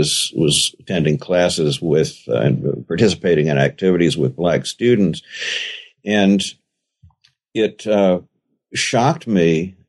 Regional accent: Richmond, Virginia, United States; I was born in Richmond, Virginia, and grew up there in the 50s and 60s, which is the exact period during which legally mandated segregation was starting to break down. So I was born into a quite rigidly segregated society as a white Southerner.

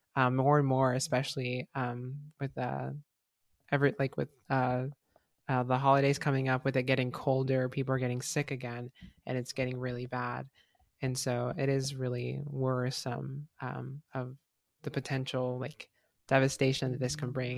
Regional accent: Mexico; I'm Mexican and, like, that's my country, um, my home country

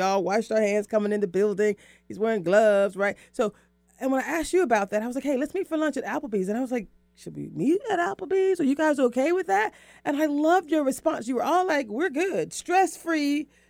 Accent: Florida, United States; We're both from Florida.

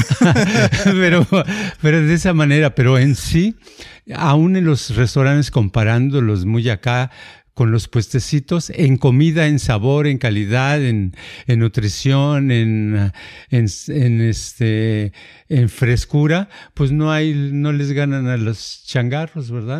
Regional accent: Jalisco, Mexico; en el pueblito donde yo nací, hay toda la gente que tiene la, la, este, la fama de que todos son taqueros

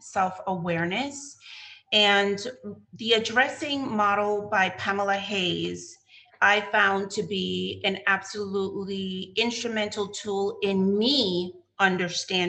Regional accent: U.S. Virgin Islands; accent: Crucian; now in United States; I go into the Cruzan

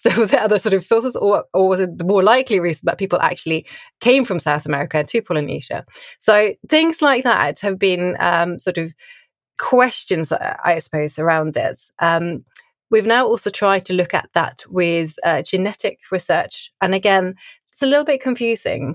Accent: Oslo, Norway; I grew up in Oslo in Norway

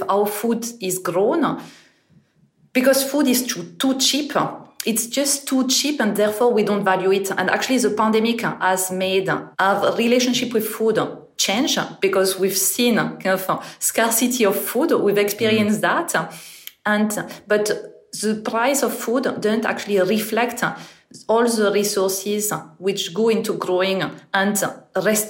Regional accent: northern France, France; English is a second language; moved away as an adult; now in United Kingdom; I'm originally from France, and I actually grew up in the north of France

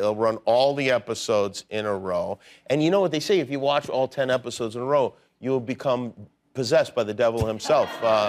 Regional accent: Las Vegas, Nevada, United States; I grew up in Las Vegas.

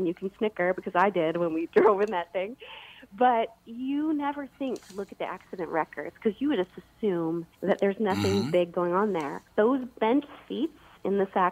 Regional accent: Bloomington, Minnesota, United States; now in Los Angeles, United States; I was raised in Minnesota and grew up in Bloomington

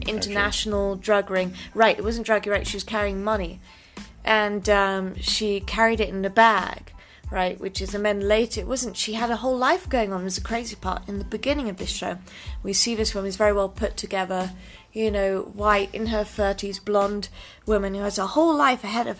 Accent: England, United Kingdom; moved away; I grew up in England

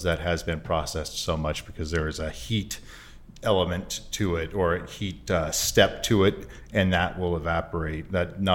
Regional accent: Portland, Oregon, United States; I'm from Portland as well

